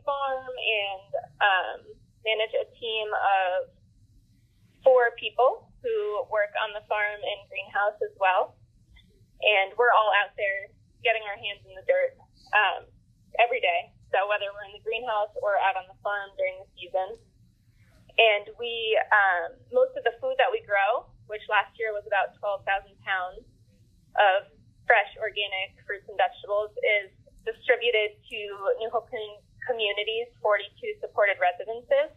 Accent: Ulster County, New York, United States; also born or lived in Pittsburgh, United States; I went from there to move back to this area, which is where I'm from Ulster County

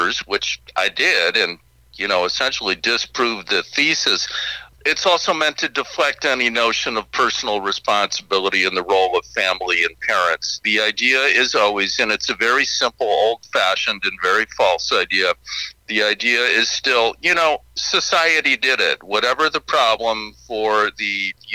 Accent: Chicago, Illinois, United States; moved away as an adult; also born or lived in Seattle; I grew up on the south side of Chicago, South Shore neighborhood

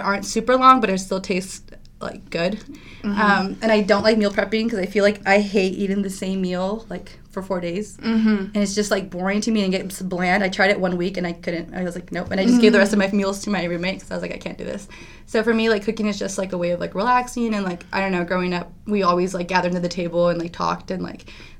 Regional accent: Ukiah, California, United States; moved away; I'm from a small town in Northern California

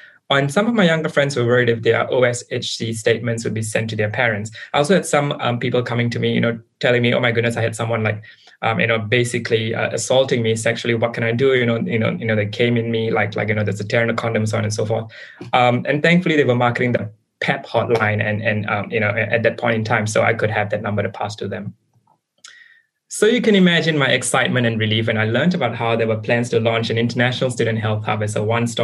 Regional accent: Singapore; moved away as an adult; now in New South Wales, Australia; I come from Singapore

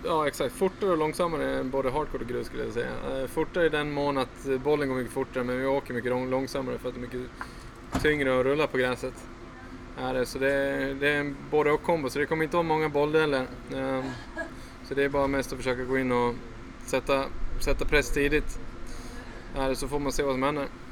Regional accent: Falun, Dalarna County, Sweden; jag är uppvuxen på en ganska tjock filtmatta hemma i Falun

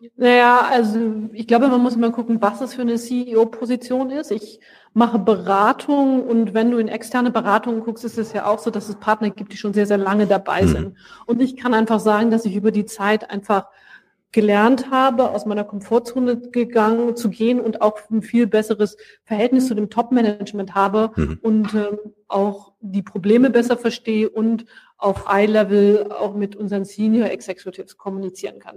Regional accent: Hanover, Lower Saxony, Germany; also born or lived in France / Brazil / Brussels; now in Cologne, Germany; Ich bin geboren und aufgewachsen in Hannover

